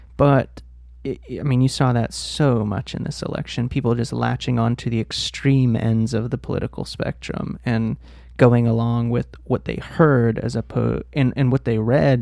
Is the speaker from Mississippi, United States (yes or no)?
no; Pittsburgh, Pennsylvania, United States; I grew up in Pittsburgh. I wasn't born there, but I was raised there